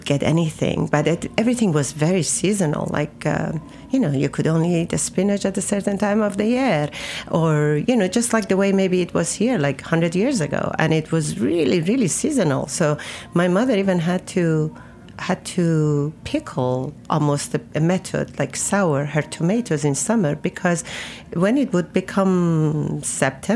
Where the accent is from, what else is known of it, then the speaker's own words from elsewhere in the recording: Isfahan, Iran; moved away as an adult; now in New York, United States; I grew up in Isfahan, which is a center of Iran